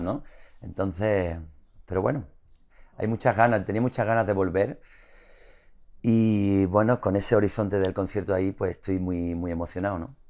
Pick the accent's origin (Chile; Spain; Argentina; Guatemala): Spain; Isla Cristina, Andalusia; La Cristina, que es mi pueblo, que es un pueblo de mar